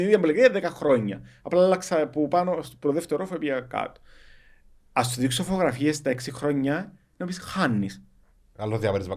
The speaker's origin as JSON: {"language": "Greek", "country": "Cyprus", "tie": "born or raised there", "accent": "Cypriot", "said": "Εγώ είμαι χόρκατο Κυπρίο, θέλω να μιλώ, έχω διάλεκτο"}